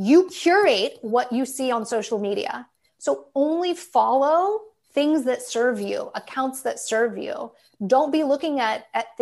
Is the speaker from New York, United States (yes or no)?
no; Dayton, Ohio, United States; moved away as an adult; also born or lived in Portland, Oregon / Long Beach, California; now in San Diego, United States; I'm from Dayton. I graduated high school in 2004 when I was 18, and I immediately moved to the West Coast.